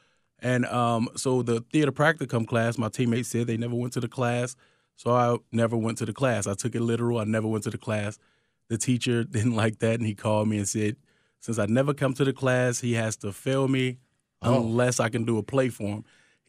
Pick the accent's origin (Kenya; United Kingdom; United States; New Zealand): United States; Chicago, Illinois; It's work, hard work, like work for what you want kind of thing. I think that's the Chicago attitude.